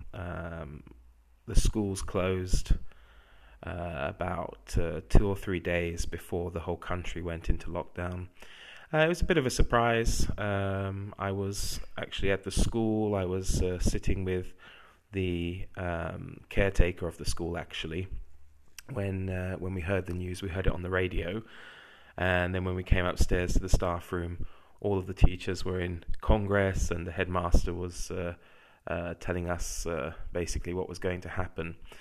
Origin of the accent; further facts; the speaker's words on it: England, United Kingdom; moved away as an adult; now in Czech Republic; as an Englishman